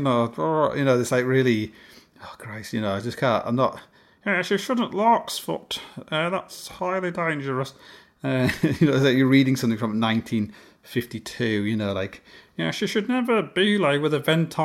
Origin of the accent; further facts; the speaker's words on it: Canada; I'm Canadian.